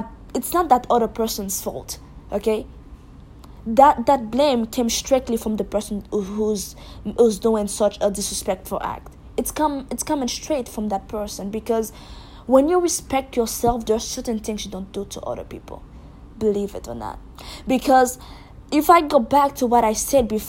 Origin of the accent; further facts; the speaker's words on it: Haiti; I'm from Haiti